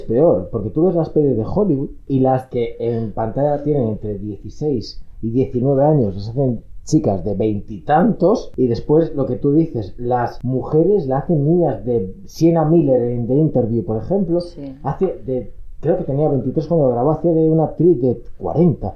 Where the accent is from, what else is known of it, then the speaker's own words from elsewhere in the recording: Ourense, Galicia, Spain; moved away; yo soy de Urense y no voy mucho a Urense